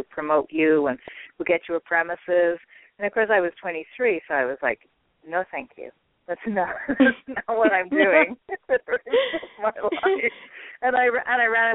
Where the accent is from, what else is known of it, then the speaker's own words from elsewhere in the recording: Ireland; I'm Irish